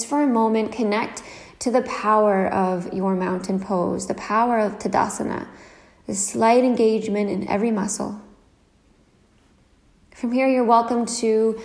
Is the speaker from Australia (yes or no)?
no; Nova Scotia, Canada; now in Copenhagen, Denmark; I'm currently living in Copenhagen, Denmark, but I'm originally from Nova Scotia, Canada.